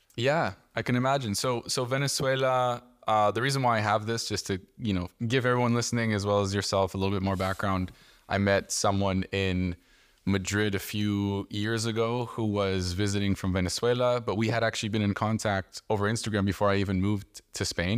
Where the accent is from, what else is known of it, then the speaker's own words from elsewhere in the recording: Canada; growing up in Canada